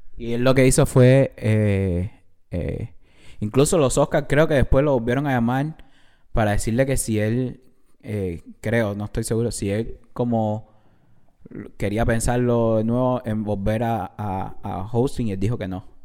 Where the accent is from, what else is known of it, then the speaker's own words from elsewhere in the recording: Cuba; no soy mexicano, soy cubano de Cuba